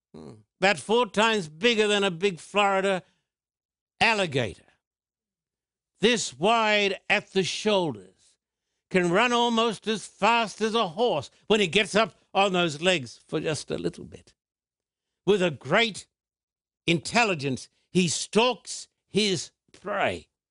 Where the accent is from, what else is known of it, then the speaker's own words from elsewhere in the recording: Australia; I was brought up in Australia